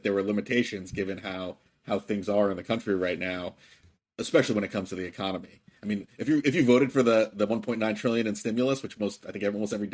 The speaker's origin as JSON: {"language": "English", "region": "Virginia", "country": "United States", "tie": "born or raised there", "said": "My home state of Virginia"}